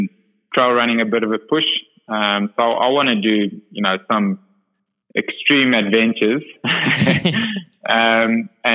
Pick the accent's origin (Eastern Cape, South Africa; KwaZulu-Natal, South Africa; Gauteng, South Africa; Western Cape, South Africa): Eastern Cape, South Africa; Port Elizabeth; I'm from Port Elizabeth, and that's sort of the Ironman capital of, you know, Africa